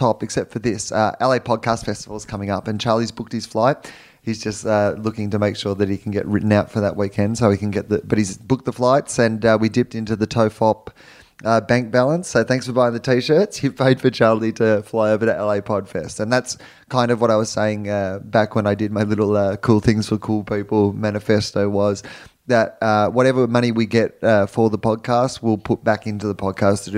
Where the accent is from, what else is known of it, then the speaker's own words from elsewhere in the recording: Australia; moved away as an adult; now in Los Angeles, United States; I'm an Australian